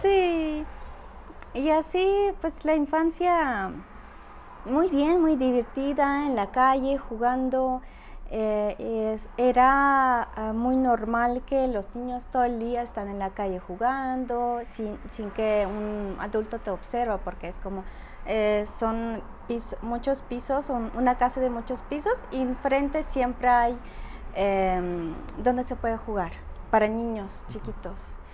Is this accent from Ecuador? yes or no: no; Saint Petersburg, Russia; Spanish is a second language; moved away as an adult; also born or lived in Spain / Monterrey, Mexico; now in Aguascalientes, Mexico; soy ciudadana rusa, Vengo de San Petersburgo, ya viví hasta 22 años y como 7 años ya vivo en México y como 4 años aquí en Aguascalientes